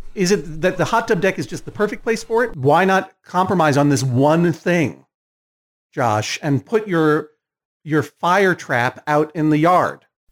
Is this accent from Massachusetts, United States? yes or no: yes; Massachusetts, United States; I didn't grow up in Connecticut. I'm from Massachusetts.